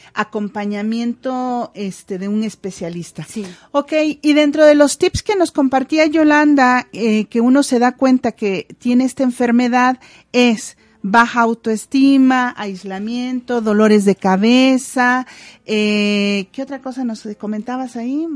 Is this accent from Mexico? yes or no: yes; Mexico; Somos un pueblo mexicano que usamos la culpa para poder eh, cuidar y obtener y, educar a nuestros hijos.